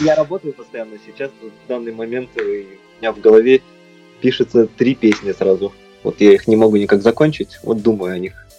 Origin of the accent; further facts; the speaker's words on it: Novosibirsk, Novosibirsk Oblast, Russia; now in Moscow, Russia; возвращаешься в свой родной город